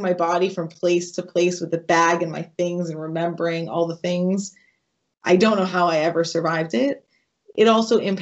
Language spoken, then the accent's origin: English; New England, United States; I grew up in New England